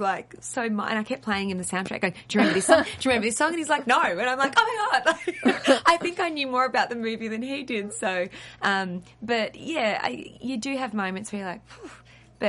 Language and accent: English; Australia; accent: Australian; I'm really Australian